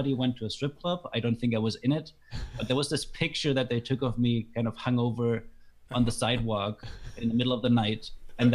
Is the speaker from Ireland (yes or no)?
no; Germany; English is a second language; moved away as an adult; now in Canada